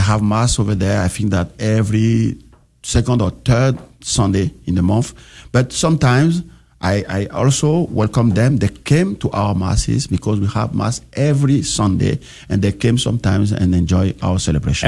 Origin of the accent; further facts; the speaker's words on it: Benin; moved away; I grew up in Benin